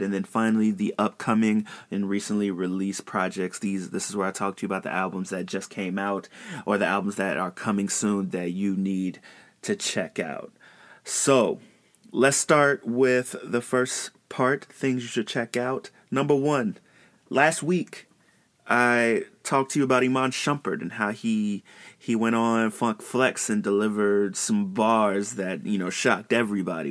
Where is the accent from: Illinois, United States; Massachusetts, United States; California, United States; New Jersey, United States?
Illinois, United States; Chicago; I'm from Chicago